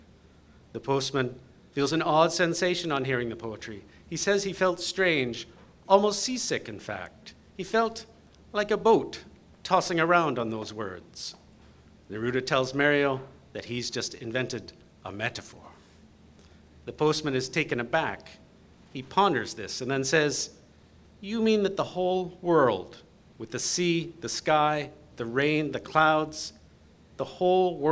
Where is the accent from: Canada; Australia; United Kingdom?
Canada; London, Ontario; I grew up in London, Ontario.